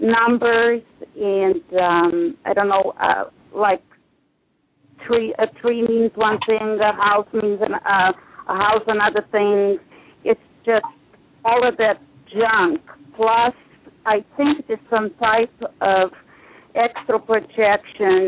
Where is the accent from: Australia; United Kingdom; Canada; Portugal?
Portugal; now in United States; I am Portuguese, but I've been in the country for 40 years